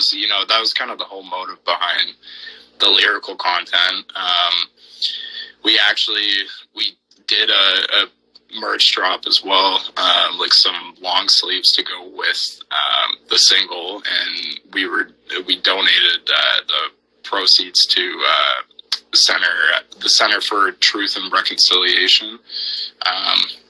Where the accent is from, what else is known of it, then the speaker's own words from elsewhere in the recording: Southern Ontario, Canada; we're from Southern Ontario, which is, like, the most populated place in Canada